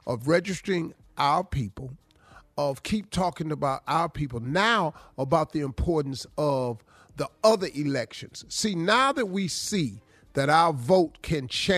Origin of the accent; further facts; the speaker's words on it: Welch, West Virginia, United States; I'm from Welch, West Virginia.